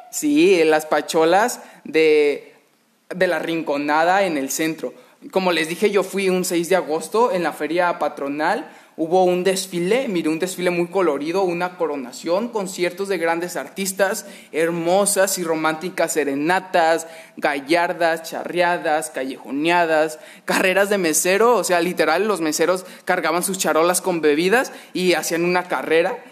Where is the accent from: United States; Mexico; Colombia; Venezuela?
Mexico; como mexicanos, ya lo llevamos en la sangre